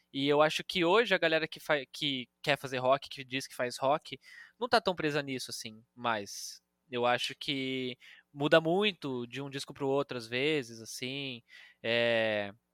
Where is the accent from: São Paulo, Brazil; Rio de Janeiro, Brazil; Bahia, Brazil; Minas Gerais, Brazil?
São Paulo, Brazil; Campinas; now in São Paulo, Brazil; eu sou de Campinas, por isso bugrino